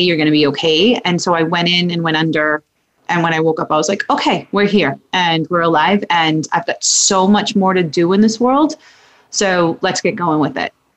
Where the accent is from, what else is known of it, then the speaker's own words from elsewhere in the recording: Massachusetts, United States; moved away as an adult; also born or lived in New Hampshire; I'm from Massachusetts. Met my husband, moved up to New Hampshire